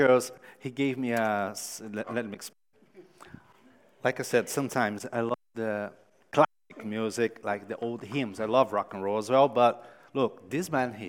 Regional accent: São Paulo, Brazil; moved away; São Paulo, my home city

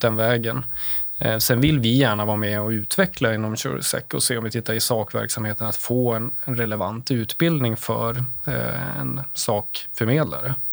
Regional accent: Åsele, Västerbotten County, Sweden; moved away; also born or lived in Umeå; Jag kommer från Åsele, Västerbottens inland, en liten kommun där. Ehm, därefter flyttade jag till Umeå

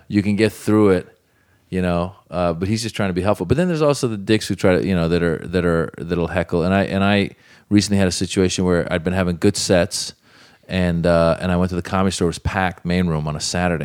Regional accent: Northern California, United States; also born or lived in Iran; born in Iran and grew up in Northern California

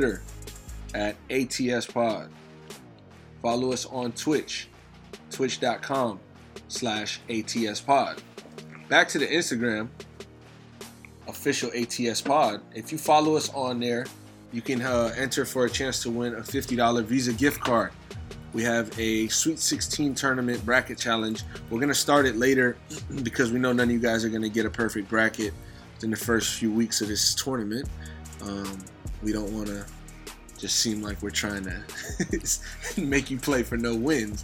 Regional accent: Florida, United States; I'm from Florida

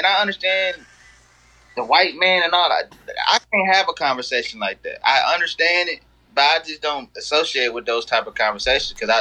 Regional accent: Milwaukee, Wisconsin, United States; now in Memphis, United States; I'm from Milwaukee, Wisconsin. I live down here now in Memphis.

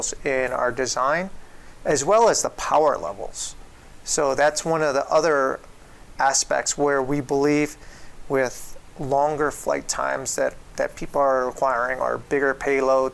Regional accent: Chicago, Illinois, United States; I come from Chicago.

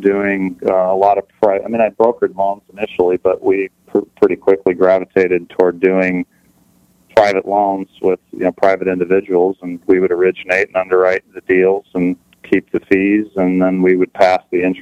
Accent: California, United States; now in Portland, United States; I grew up in California. I was actually born down here in the desert

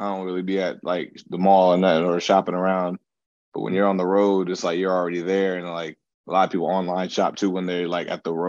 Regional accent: East Coast, United States; I actually grew up on the East Coast

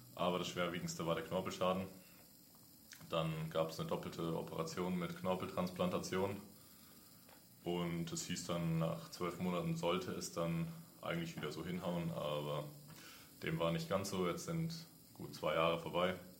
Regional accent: Nuremberg, Bavaria, Germany; now in Berlin, Germany; ich komme aus dem Frankenland, aus Nürnberg

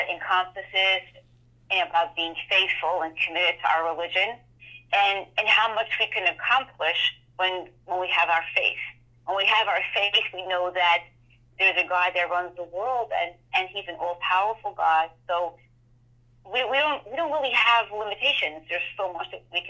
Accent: New York City, New York, United States; I grew up in the Borough Park section of Brooklyn

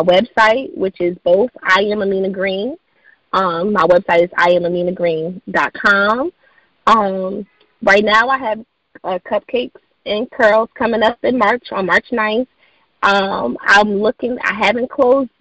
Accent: Irvington, New Jersey, United States; she's a local from where I'm from Irvington, New Jersey

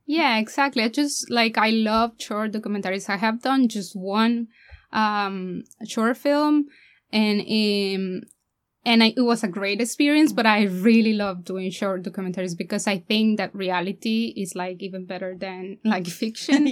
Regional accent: Mexico; moved away as an adult; now in Ireland; I'm from Mexico

